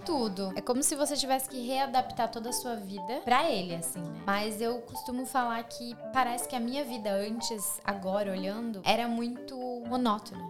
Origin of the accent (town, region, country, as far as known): Blumenau, Santa Catarina, Brazil; born or raised there; moved away as an adult; also born or lived in Curitibanos / São José do Cerrito; now in Australia